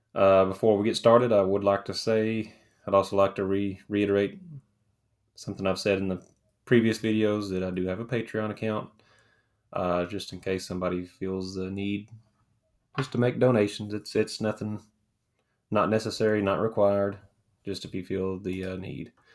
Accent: Morristown, Tennessee, United States; growing up in Morristown

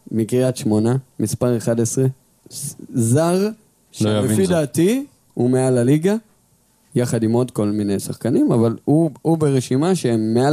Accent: Maale Efrayim, West Bank, Palestine; moved away as an adult; נכון, אז שלושתנו גדלנו בעצם במעלה אפרים. אני עד גיל 18 עד שהתגייסתי

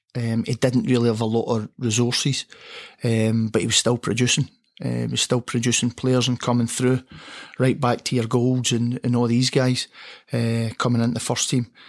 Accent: Motherwell, Scotland, United Kingdom; growing up in Motherwell, under the floodlights at Motherwell

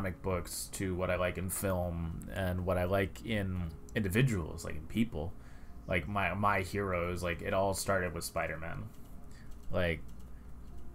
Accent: New York City, New York, United States; We are all from New York.

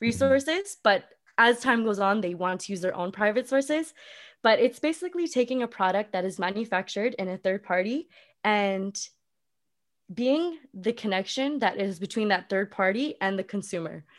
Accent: Vancouver, British Columbia, Canada; moved away as an adult; also born or lived in California; I come from Vancouver, like, a very prestigious city

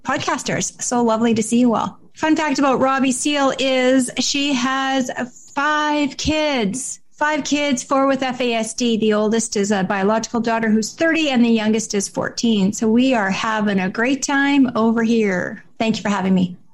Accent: Canada; I am from Canada

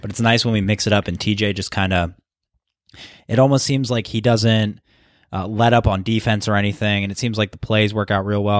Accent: Philadelphia, Pennsylvania, United States; I'm from Philly

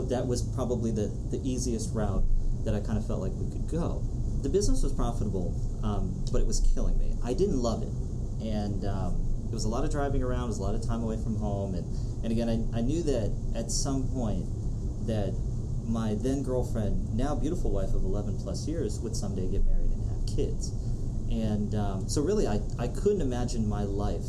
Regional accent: Potomac, Maryland, United States; I grew up in Potomac, Maryland

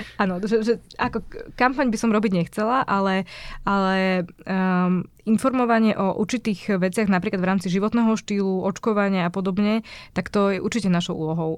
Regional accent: Martin, Žilina Region, Slovakia; Ja som z Martina

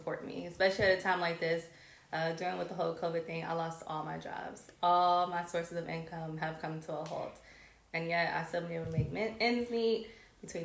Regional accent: Cleveland, Ohio, United States; moved away as an adult; now in Los Angeles, United States; I'm originally from Cleveland, Ohio. Moved to LA.

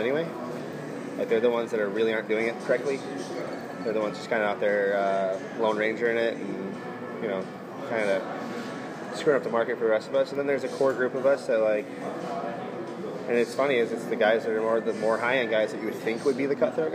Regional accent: Michigan, United States; moved away; I grew up in Michigan, so like my mom worked for Fisher Body

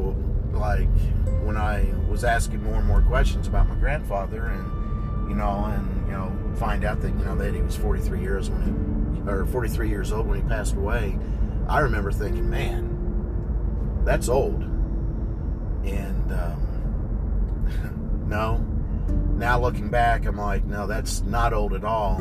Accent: Kentucky, United States; also born or lived in Ohio / Kansas; back in 1974, you know, at that time we were living in Ohio. I was 4 years old. My parents had moved down to Kentucky

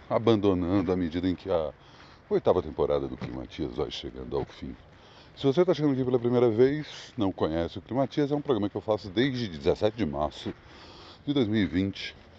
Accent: Brasília, Federal District, Brazil; moved away; eu venho para minha terra natal

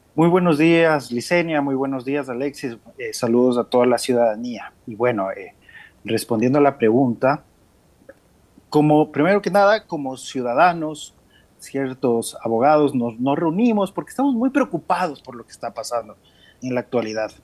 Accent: Ecuador; somos del Ecuador

